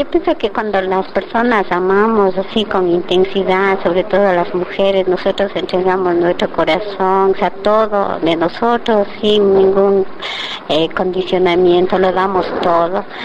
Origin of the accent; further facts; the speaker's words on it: Spain; pues es que yo soy española y entonces los boleros en España no se oyen mucho.